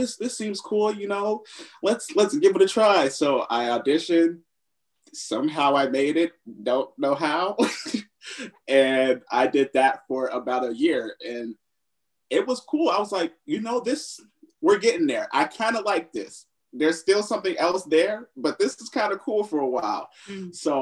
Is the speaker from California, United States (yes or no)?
yes; Upland, California, United States; moved away as an adult; also born or lived in Los Angeles, California; now in Atlanta, United States; I'm from the IE as well. I'm from Upland, California